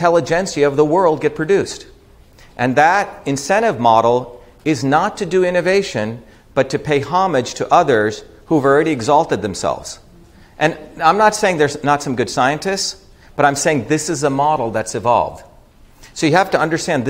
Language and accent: English; India; I grew up in India